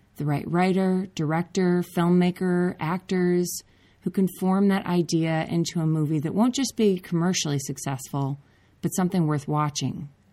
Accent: Minnesota, United States; Andrew and I grew up together in Minnesota

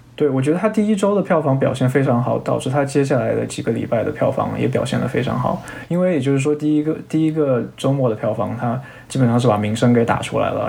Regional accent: China; moved away as an adult; now in Silicon Valley, United States; 因为我是中国人

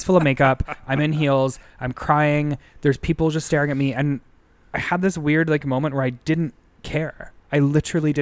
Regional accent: Sudbury, Ontario, Canada; I'm from Sudbury, Ontario

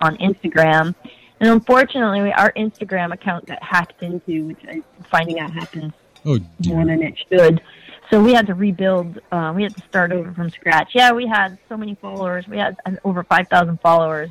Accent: Massachusetts, United States; moved away; I grew up in Massachusetts

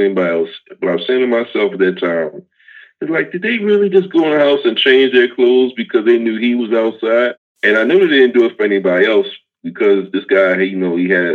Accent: Baltimore, Maryland, United States; I grew up in Baltimore City, East Baltimore

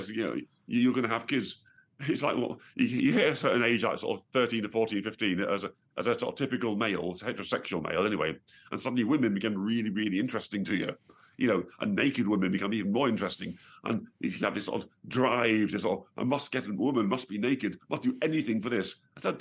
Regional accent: Staffordshire, West Midlands, United Kingdom; I was born originally in Staffordshire

